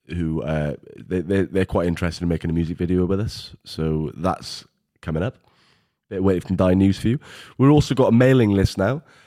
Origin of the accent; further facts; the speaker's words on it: Welsh, Wales, United Kingdom; We're Welsh, we're about twenty years back.